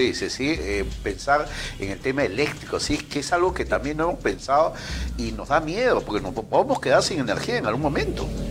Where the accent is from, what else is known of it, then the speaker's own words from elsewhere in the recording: Peru; así somos los peruanos